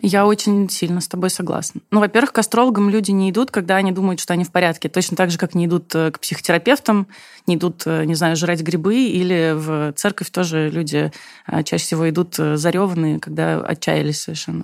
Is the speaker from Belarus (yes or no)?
no; Uzbekistan; moved away; я сама из Узбекистана, видишь, мне нужно отдавать дань корням